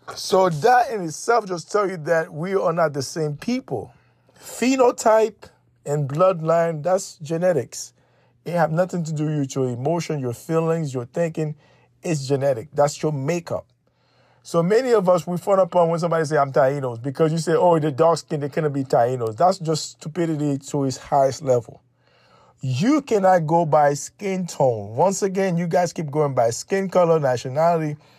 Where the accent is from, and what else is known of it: Haiti